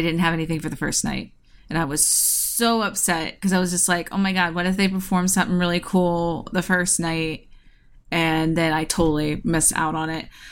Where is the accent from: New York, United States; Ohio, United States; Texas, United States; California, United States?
Ohio, United States; my home state of Ohio